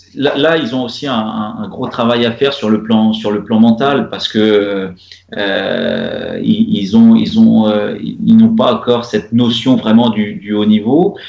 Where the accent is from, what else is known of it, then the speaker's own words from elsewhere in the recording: Normandy, France; moved away as an adult; now in Rabat, Morocco; en tant que Normand